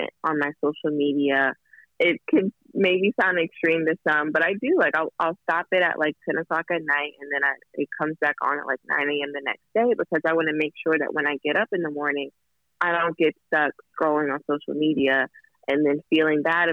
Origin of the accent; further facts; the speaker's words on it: Kentucky, United States; now in Los Angeles, United States; My grandmother, we're from Kentucky